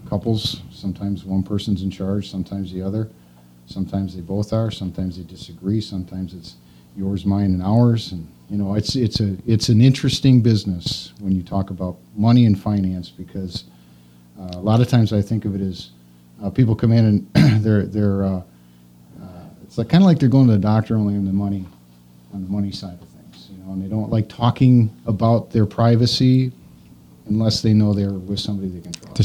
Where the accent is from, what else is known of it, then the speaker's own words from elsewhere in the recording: Wisconsin, United States; also born or lived in Kingston, Wisconsin / Dalton, Wisconsin / Markesan, Wisconsin / La Crosse, Wisconsin; I grew up in Wisconsin. I'm a native, lived here my entire life.